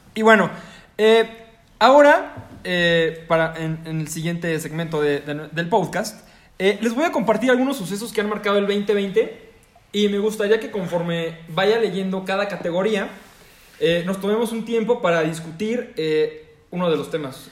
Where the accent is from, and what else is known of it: Mexico